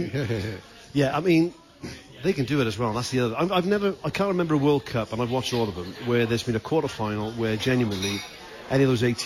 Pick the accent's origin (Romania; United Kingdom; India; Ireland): United Kingdom; Wales